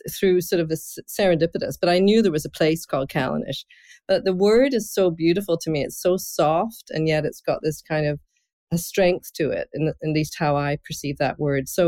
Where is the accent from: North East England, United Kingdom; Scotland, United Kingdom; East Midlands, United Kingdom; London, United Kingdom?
Scotland, United Kingdom; I'm originally from Scotland, and uh, that's my heritage all the way back